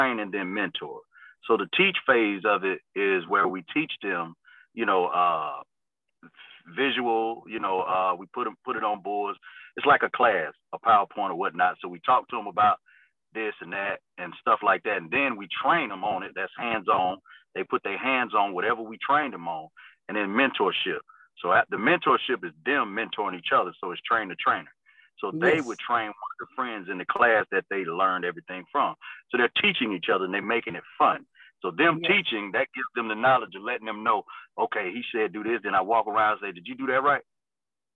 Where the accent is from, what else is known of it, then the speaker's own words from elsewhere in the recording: Mississippi, United States; moved away; I'm from Mississippi originally